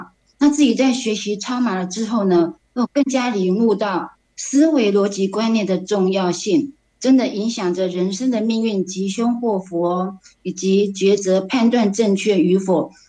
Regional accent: Taipei, Taiwan

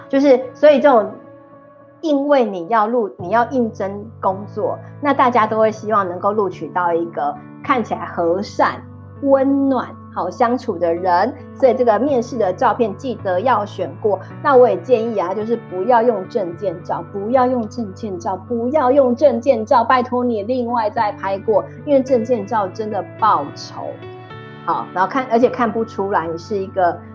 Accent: Taiwan; 我们台湾人

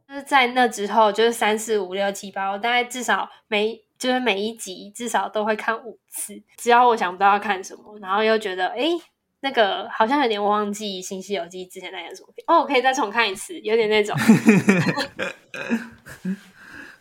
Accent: Taipei, Taiwan; moved away as an adult; now in Taichung, Taiwan; 从我有记忆以来到，就是大学毕业以前，我几乎，就是我就是没有离开过台北市

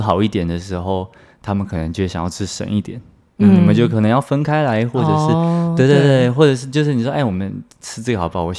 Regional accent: Taiwan; 身为台湾人最爱去的国家嘛

